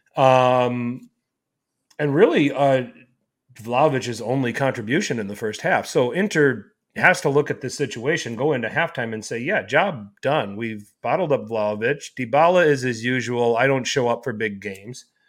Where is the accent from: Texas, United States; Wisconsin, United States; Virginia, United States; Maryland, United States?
Wisconsin, United States; Milwaukee; I'm from Milwaukee